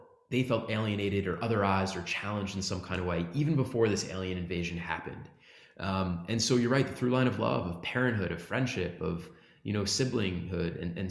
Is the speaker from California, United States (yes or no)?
no; Great Neck, New York, United States; You know, I'm from Long Island. I'm from Great Neck.